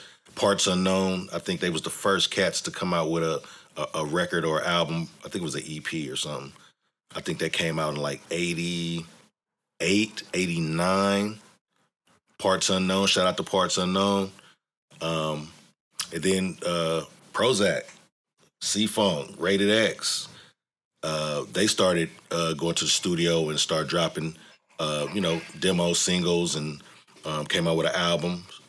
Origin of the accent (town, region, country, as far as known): East Palo Alto, California, United States; born or raised there